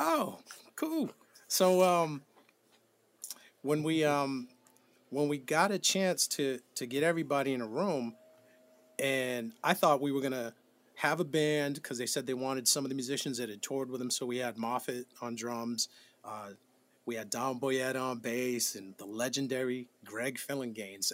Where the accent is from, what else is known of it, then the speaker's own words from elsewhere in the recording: New Bedford, Massachusetts, United States; I'm from New Bedford, Massachusetts